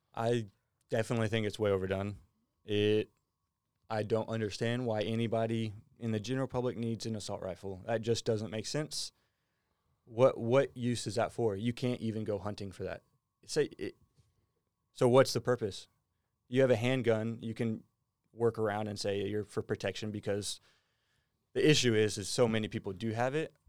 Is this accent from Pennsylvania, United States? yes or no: no; Bellville, Texas, United States; moved away as an adult; now in Australia; I say I'm from Houston. I'm actually from about an hour outside of Houston in a small little town. Um, it's called Belleville, Texas.